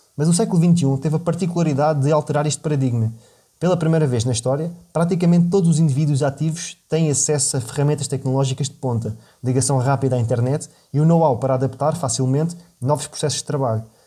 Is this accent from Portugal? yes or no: yes; Portugal; cresci em Portugal no seio de uma família modesta e de classe média